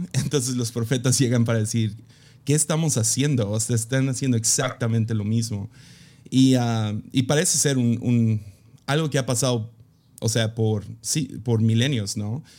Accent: Mexico; soy gringo que creció en México

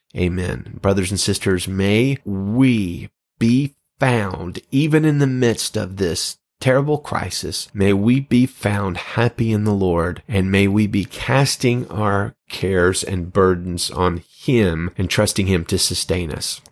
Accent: Alabama, United States; moved away; I was just beginning a role as the full-time senior pastor of a church in my hometown

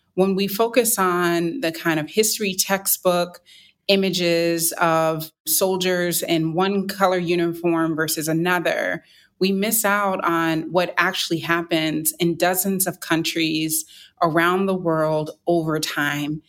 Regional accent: North Carolina, United States; I'm from North Carolina

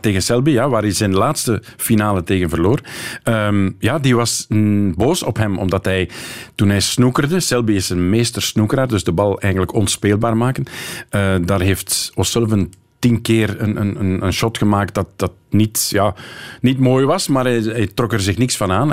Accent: Kortrijk, Flanders, Belgium; als Kortrijkzaan

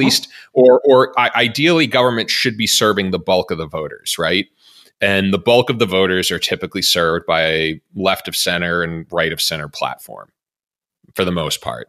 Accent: Massachusetts, United States; my home state of, our, well, our home state of Massachusetts

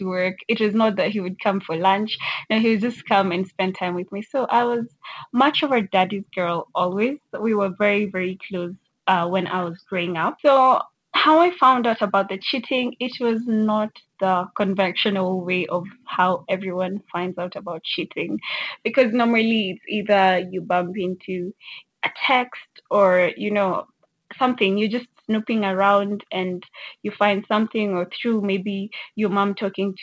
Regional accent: Kenya; I'm from Kenya.

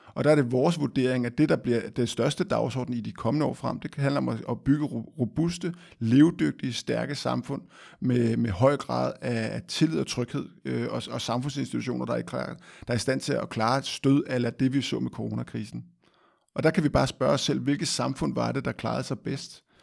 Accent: Denmark; vi som danskere

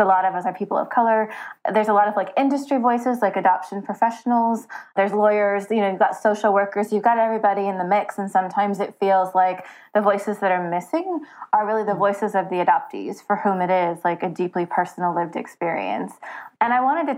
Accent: southern Oregon, United States; I grew up in Oregon, a small town, very white, in southern Oregon.

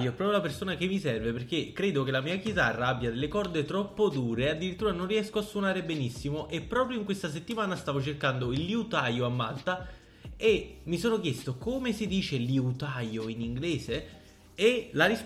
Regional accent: Italy; accent: Italian; io oggi ho l'accento più italiano del mondo, quindi non vi, non vi focalizzate molto.

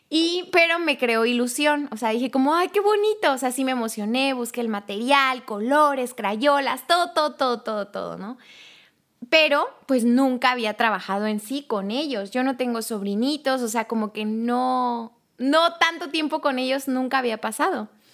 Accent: Tuxtla Gutiérrez, Chiapas, Mexico; yo soy de Tuxtla Gutiérrez, Chiapas

